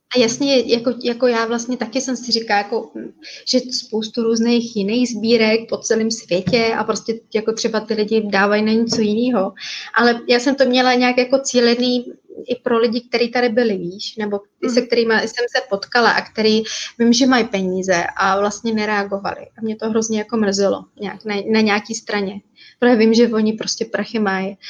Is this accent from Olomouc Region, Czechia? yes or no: yes; Jeseník, Olomouc Region, Czechia; moved away as an adult; now in Bali, Indonesia; my jsme původně ze Seníku